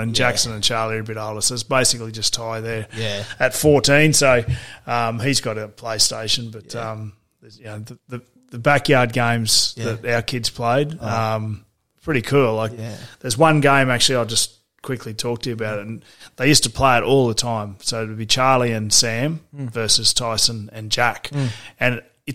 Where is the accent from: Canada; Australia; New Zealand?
Australia; Toowoomba, Queensland; growing up in Toowoomba